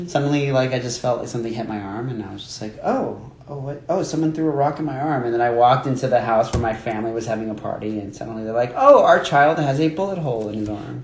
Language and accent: English; Miami, Florida, United States; I grew up there. I grew up in Miami.